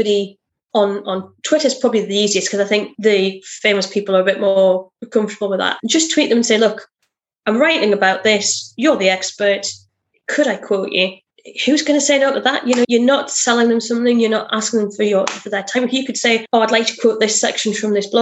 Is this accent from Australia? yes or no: no; United Kingdom; I'm very British.